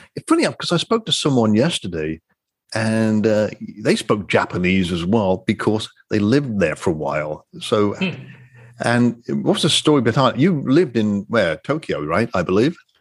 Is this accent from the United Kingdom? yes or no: yes; Coventry, West Midlands, United Kingdom; moved away as an adult; also born or lived in Ottawa, Canada / Singapore; now in United States; born and raised in England, Coventry, England